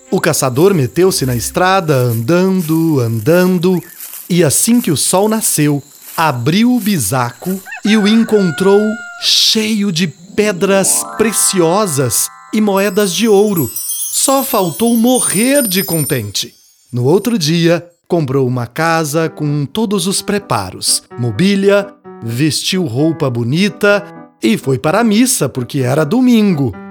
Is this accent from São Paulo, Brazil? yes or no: no; Minas Gerais, Brazil; Minha mãe fez um bornal jornal para eu levar meu material para a escola quando eu era pequeno, lá em Minas